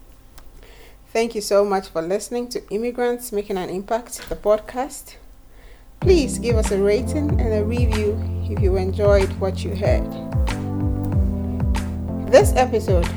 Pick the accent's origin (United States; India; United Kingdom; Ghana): Ghana; I was born in Ghana in 1986